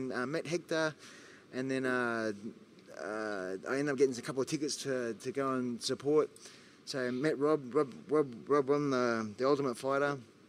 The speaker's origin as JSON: {"language": "English", "country": "Australia", "said": "As an Aussie"}